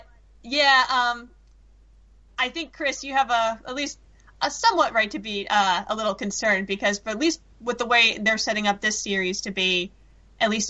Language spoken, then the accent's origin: English; London, United Kingdom; when I was growing up in London.